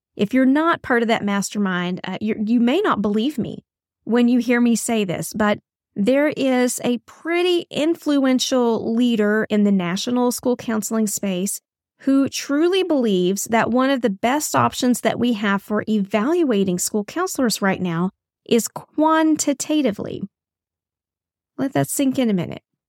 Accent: Texas, United States; here in my home state of Texas

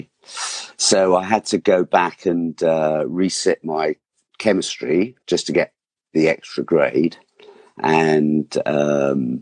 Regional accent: Surrey, South East England, United Kingdom; also born or lived in Hinchley Wood; I was brought up in Surrey

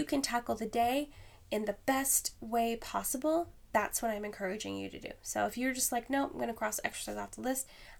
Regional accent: Alaska, United States; moved away; I am from Alaska originally.

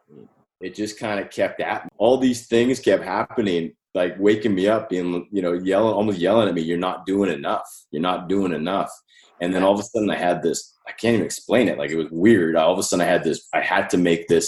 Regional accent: Calgary, Alberta, Canada; I was born in Calgary in Canada, right? And I had a relatively, normal upbringing.

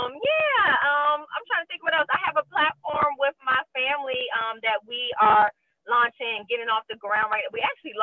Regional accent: Prince George's County, Maryland, United States; moved away as an adult; also born or lived in Washington, D.C. / California; now in Louisiana, United States; I am from PG County, Maryland, 301

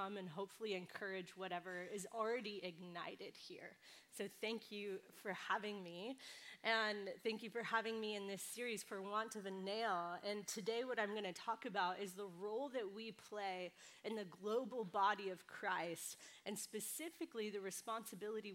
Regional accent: California, United States; now in New York City, United States; I come from the West Coast. I grew up in California, but I love living in New York City

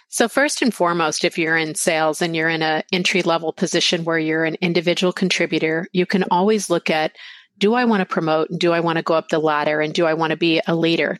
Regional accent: Lubbock, Texas, United States; also born or lived in Arizona; now in San Diego, United States; I actually grew up in Texas in a small uh, little place, Lubbock, Texas

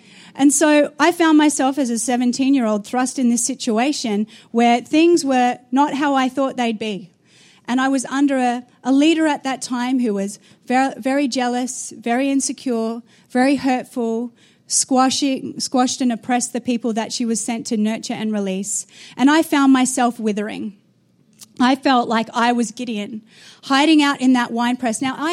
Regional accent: Australia; moved away as an adult; also born or lived in New Zealand; I was born in Australia, got married at 17, moved to the nation of New Zealand to become a youth pastor

